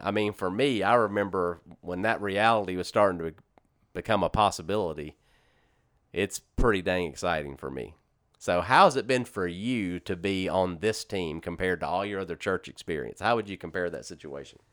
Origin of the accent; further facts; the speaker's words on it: Shreveport, Louisiana, United States; moved away as an adult; also born or lived in Corpus Christi, Texas / Baton Rouge, Louisiana; I grew up in Shreveport Bossier my whole life up until nineteen ninety, or two thousand six when I moved